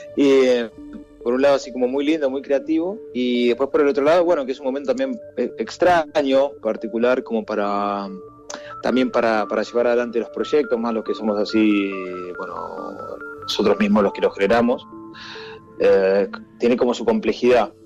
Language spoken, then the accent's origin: Spanish; Argentina; siendo argentino